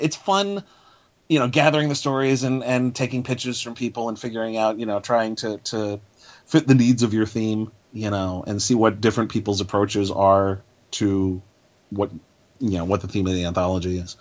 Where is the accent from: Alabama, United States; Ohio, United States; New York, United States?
New York, United States; New York City; I grew up in New York City, still live here